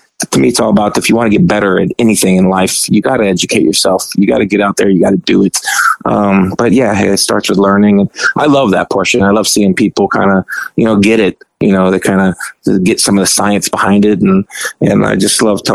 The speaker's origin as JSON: {"language": "English", "region": "Arizona", "country": "United States", "said": "I'm from Arizona"}